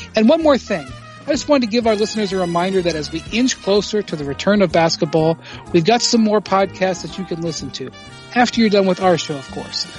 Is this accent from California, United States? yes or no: no; Akron, Ohio, United States; a young uh, black woman in my hometown of Akron, Ohio